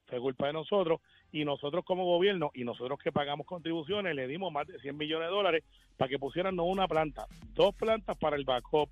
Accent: Puerto Rico; soy como muchos puertorriqueños

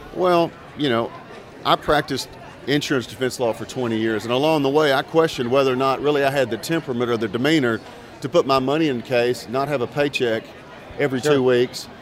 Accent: Tyler, Texas, United States; I'm from Tyler, Texas, born and raised, and that's where I practice

